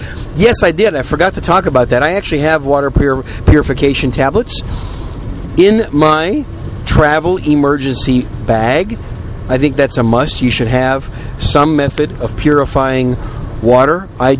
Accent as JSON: {"language": "English", "region": "Wisconsin", "country": "United States", "tie": "born or raised there", "also_born_or_lived": "New York City / Oklahoma / Chicago", "moved": "yes", "lives_now": "Texas, United States", "said": "I'm a Yankee, right? I was born in New York City. I was raised in Wisconsin. Wisconsin's pretty much where I call home."}